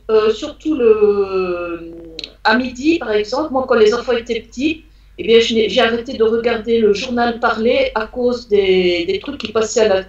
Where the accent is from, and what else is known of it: France